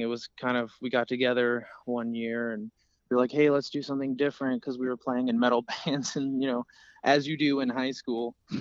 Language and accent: English; Cincinnati, Ohio, United States; We're from Cincinnati, Ohio